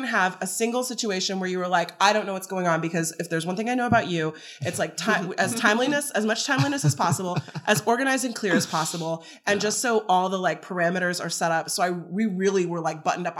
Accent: Texas, United States; We had two Floridians, two Texans, me and Arigato

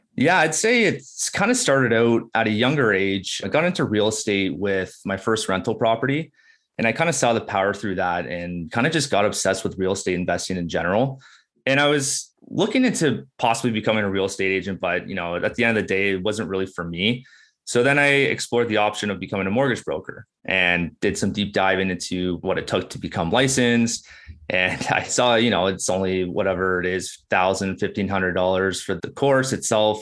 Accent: Burlington, Ontario, Canada; now in Beamsville, Canada; I'm born and raised in Burlington, Ontario

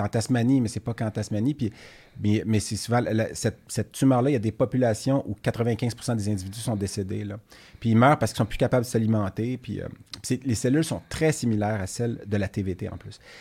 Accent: Laval, Quebec, Canada; je viens de Laval, puis euh, quand j'étais jeune

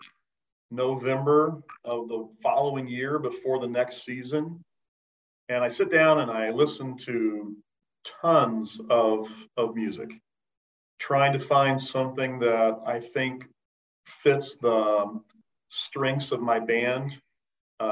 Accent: Bedford, Indiana, United States; I'm actually from Bedford, Indiana, and grew up in a kind of a smaller town south of Bloomington, Indiana

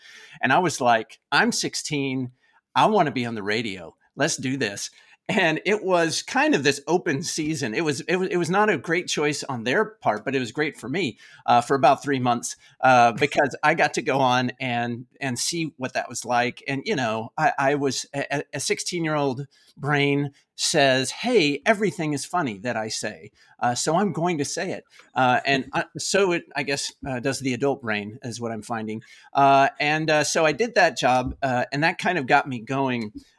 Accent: Oklahoma, United States; I grew up in Oklahoma in the United States. I actually grew up on a racehorse ranch in Oklahoma.

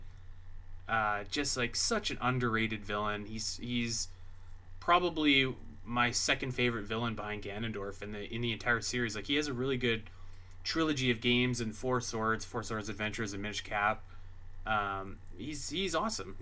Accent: Canada; I'm Canadian

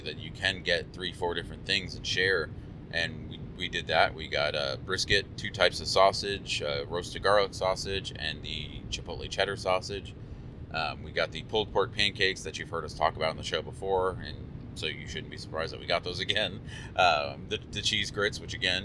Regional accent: Houston, Texas, United States; we're from Houston

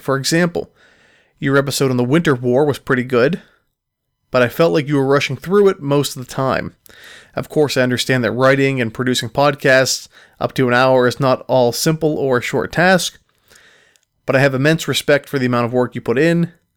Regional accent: Pittsburgh, Pennsylvania, United States; I am from Pittsburgh

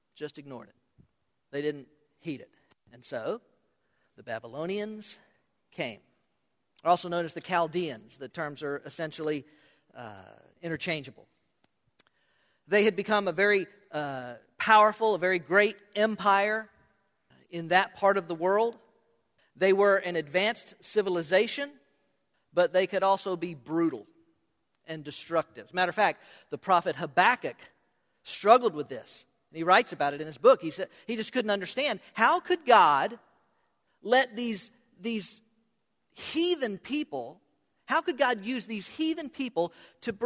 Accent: Hollywood, Florida, United States; I was born in Hollywood, not me. Hollywood, Florida

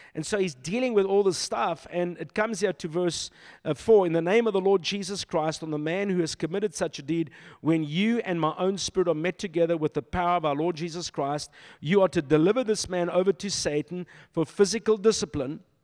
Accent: Silverton, North West, South Africa; moved away; This is my stomping grounds, you know, I grew up in Silverton

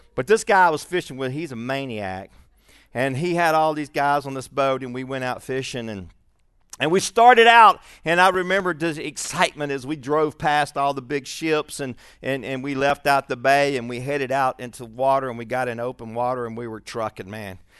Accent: Shreveport, Louisiana, United States; also born or lived in Birmingham; I was born in Shreveport most of my young life, and I lived in Birmingham for a while and then back to Shreveport in the sixth grade.

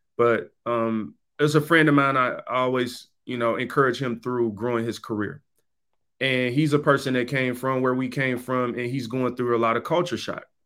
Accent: Detroit, Michigan, United States; I come from the East Side, Seven Mile in Detroit

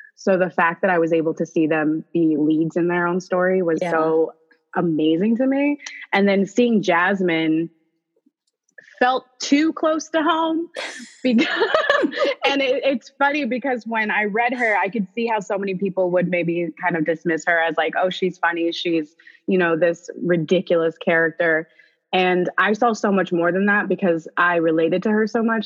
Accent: Orlando, Florida, United States; now in Los Angeles, United States; I'm from O Town, the big 407

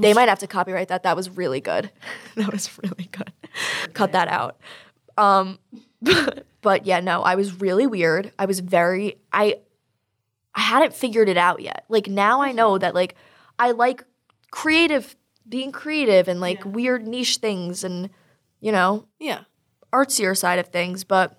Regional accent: Long Island, New York, United States; I'm from Long Island also

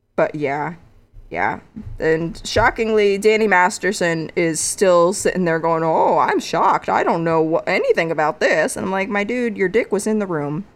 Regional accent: one town over from Annabelle, Connecticut, United States; my hometown is one town over from Annabelle. I grew up twenty minutes from her.

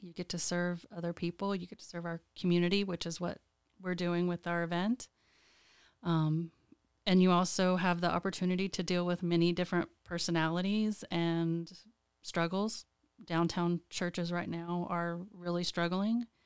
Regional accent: Lubbock, Texas, United States; moved away as an adult; now in Lansing, United States; I was born and raised in Lubbock, Texas

